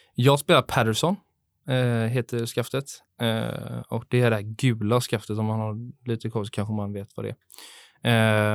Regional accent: Gothenburg, Västra Götaland, Sweden; jag är också uppvuxen på Delsjön

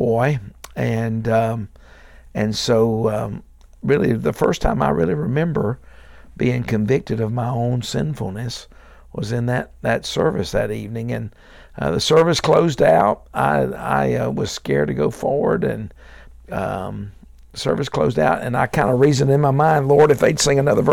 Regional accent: Dothan, Alabama, United States; also born or lived in Ashford, Alabama / Nashville, Tennessee; I was born in Dothan, Alabama, which is down in the southeast corner of the state.

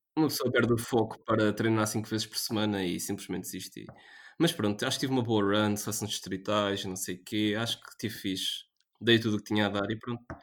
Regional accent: Portugal; Nós somos portugueses

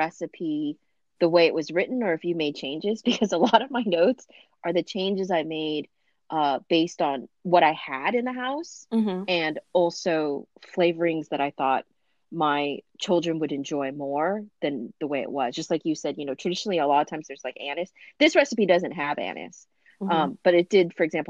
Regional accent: Orange County, Southern California, United States; I grew up in Southern California, but I grew up in Orange County

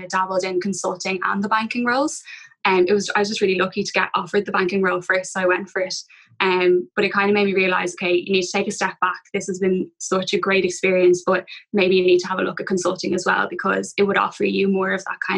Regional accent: Dublin, Leinster, Ireland; I'm from Dublin, went to UCD, so stayed at home.

